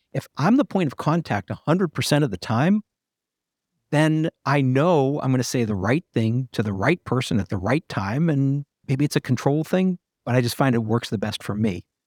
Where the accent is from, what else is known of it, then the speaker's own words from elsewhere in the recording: New England, United States; moved away; I'm originally from New England